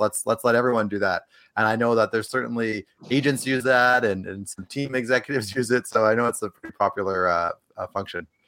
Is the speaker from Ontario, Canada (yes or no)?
no; Edmonton, Alberta, Canada; moved away as an adult; now in Los Angeles, United States; I'm from Edmonton originally, grew up there, spent most of my, my time in Edmonton